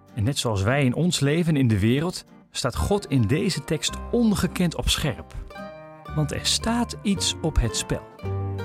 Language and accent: Dutch; Netherlands; We zijn er als Nederlanders